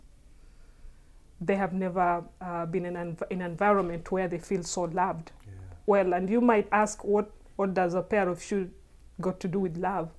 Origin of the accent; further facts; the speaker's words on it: Kenya